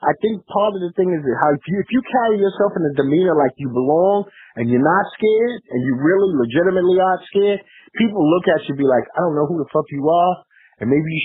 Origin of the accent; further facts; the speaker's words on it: New York City, New York, United States; I'm from Brooklyn